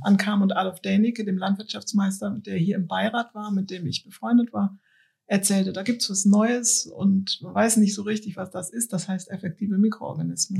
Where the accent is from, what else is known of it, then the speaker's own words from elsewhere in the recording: Cologne, North Rhine-Westphalia, Germany; Ich bin ja in der Innenstadt von Köln aufgewachsen